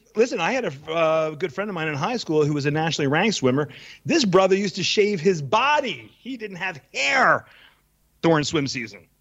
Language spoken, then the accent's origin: English; Pennsylvania, United States; now in Israel; I'm from Pennsylvania